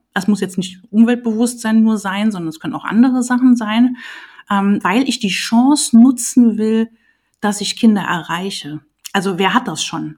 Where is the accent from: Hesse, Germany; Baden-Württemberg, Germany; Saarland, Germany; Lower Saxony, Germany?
Saarland, Germany; moved away as an adult; also born or lived in Leipzig / Trier; Also ich äh, bin aus dem Saarland, habe in Leipzig studiert, ähm, lebe aber hier wieder so seit 2004